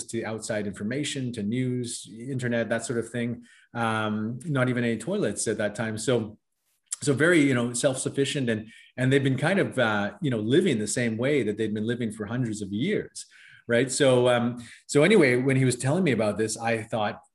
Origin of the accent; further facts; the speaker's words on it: West Coast of Canada, British Columbia, Canada; I was born and raised on the West Coast of Canada